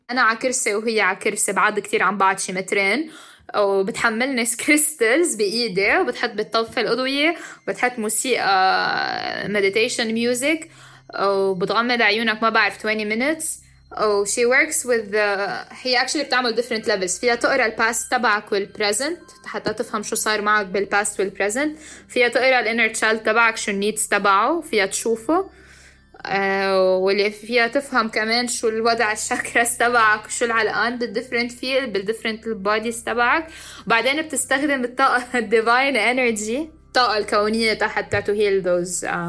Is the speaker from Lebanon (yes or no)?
yes; Lebanon; now in Dubai, United Arab Emirates; أنا لبنانية وعايشة حاليا بدبي